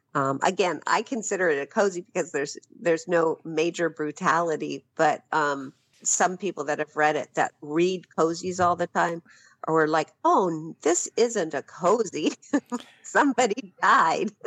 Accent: Phoenix, Arizona, United States; moved away as an adult; I spent the better part of my life in Phoenix

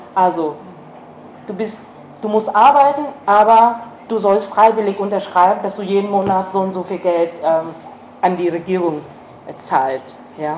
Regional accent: Vietnam; German is a second language; also born or lived in East Germany; now in Germany; hätte ich niemals als ähm, Vietnamesin

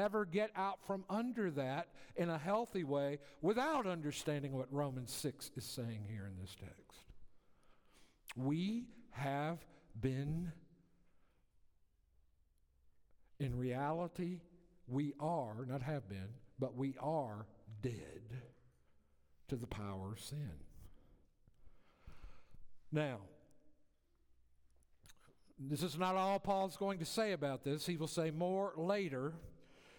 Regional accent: the South, United States; I grew up in the South

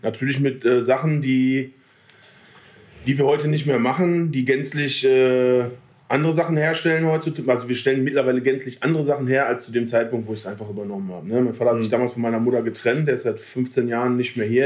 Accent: Selm, North Rhine-Westphalia, Germany; Ich wohne ja genau dazwischen so, aber sind halt eher Ruhrpottler

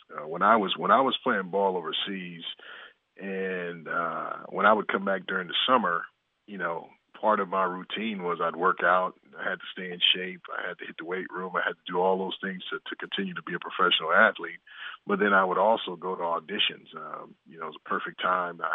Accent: Inglewood, California, United States; the three of us growing up in Inglewood, California together

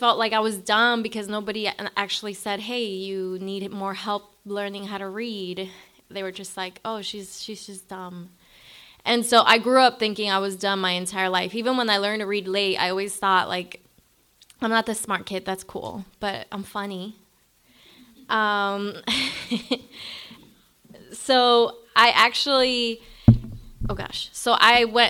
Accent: Managua, Nicaragua; moved away; I was born in Managua, Nicaragua, in a barrio called Chico Pelon.

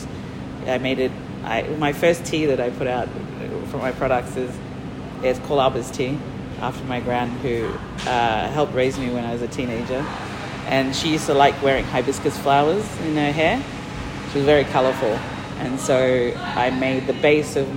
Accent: Moa Island, Torres Strait, Queensland, Australia; moved away; also born or lived in Mer Island, Torres Strait; I grew up on Moa

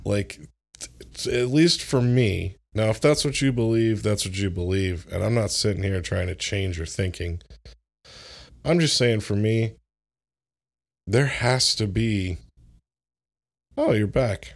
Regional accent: Orlando, Florida, United States; moved away; I grew up in Florida, like, in Orlando

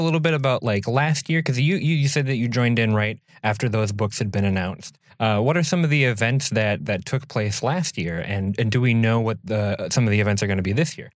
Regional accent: Minnesota, United States; I'm from Minnesota

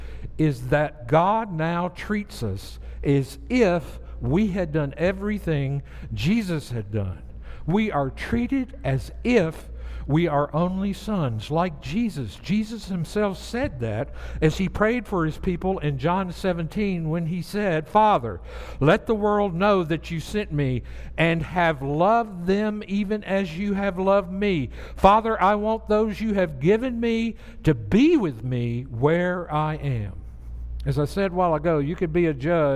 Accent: the South, United States; moved away; I grew up in the South

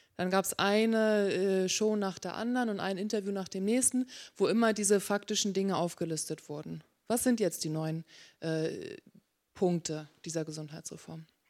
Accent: Hamburg, Germany; moved away as an adult; now in Berkeley, United States; gebürtige Hamburgerin

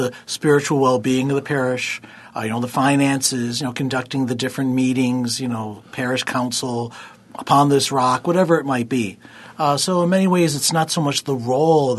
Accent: Eden, New York, United States; I'm from Eden. I grew up in Eden.

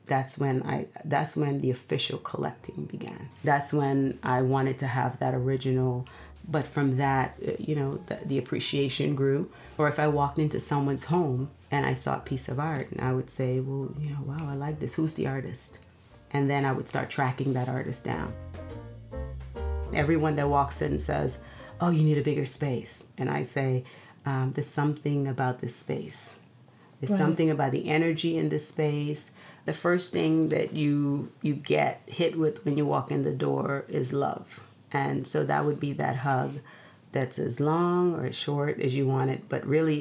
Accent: Guyana; moved away; growing up in Guyana

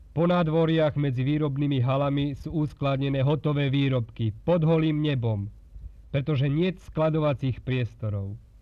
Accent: Slovakia; takých je nás, Slovákov, veľa

